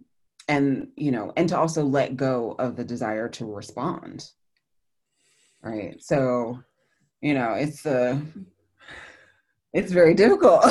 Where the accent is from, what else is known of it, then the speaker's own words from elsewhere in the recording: New Jersey, United States; I'm from the Northeastern United States, and from New Jersey in particular